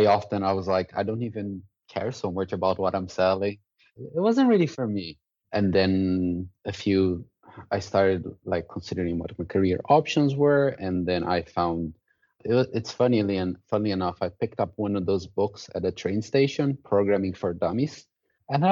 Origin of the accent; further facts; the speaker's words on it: Brazil; moved away as an adult; also born or lived in Dublin, Ireland / Amsterdam, Netherlands; now in Australia; I'm originally from Brazil